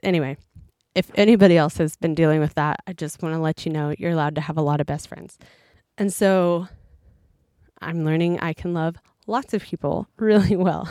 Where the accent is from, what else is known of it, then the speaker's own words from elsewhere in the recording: Oklahoma, United States; moved away as an adult; now in Japan; we're from Oklahoma.